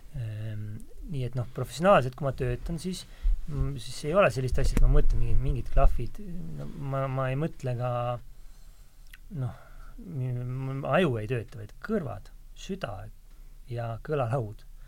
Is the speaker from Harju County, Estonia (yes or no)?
yes; Tallinn, Harju County, Estonia; moved away as an adult; also born or lived in London / Paris; mina olen küll tallinlane täitsa, ma olen, olin ju siiski kümme aastat välismaal